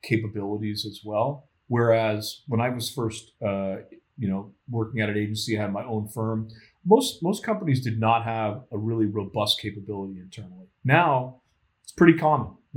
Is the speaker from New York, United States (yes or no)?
no; Florida, United States; moved away as an adult; now in Boston, United States; I grew up in Florida